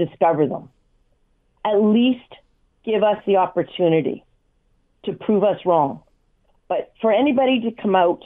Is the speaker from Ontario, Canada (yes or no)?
yes; Hamilton, Ontario, Canada; because it is my hometown